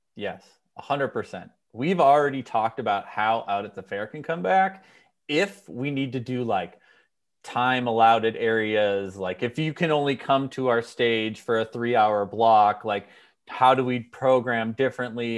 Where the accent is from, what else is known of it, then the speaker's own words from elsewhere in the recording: Minnesota, United States; now in California, United States; I grew up in Minnesota